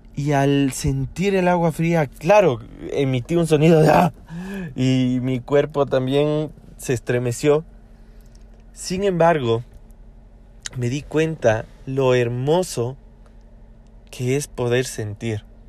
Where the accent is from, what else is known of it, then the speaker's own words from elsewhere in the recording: Ecuador; acá en mi país